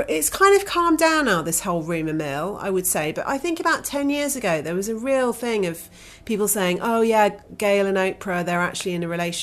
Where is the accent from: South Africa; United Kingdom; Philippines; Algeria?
United Kingdom; I'm a British citizen